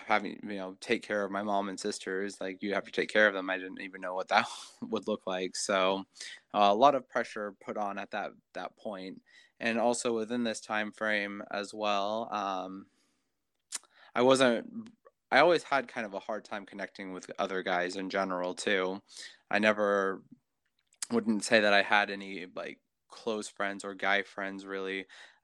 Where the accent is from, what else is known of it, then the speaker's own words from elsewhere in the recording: Washington, United States; also born or lived in Hawaii; I live in Kent, Washington. I was born in Hawaii. My dad was military, and I came to Washington with my mom and my sisters when I was 5. And my dad, since he was military, got transferred up to this area. So been here pretty much ever since.